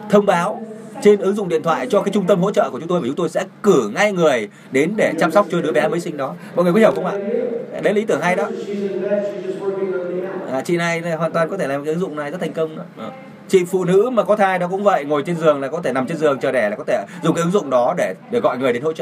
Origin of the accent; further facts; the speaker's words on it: Taiwan; Vietnamese is a second language; À, chào các bạn … tôi đến từ Đài Loan.